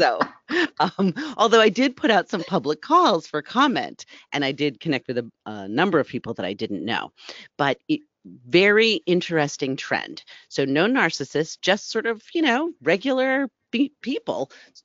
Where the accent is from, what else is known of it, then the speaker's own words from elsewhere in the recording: East Coast, United States; I grew up as an East Coast girl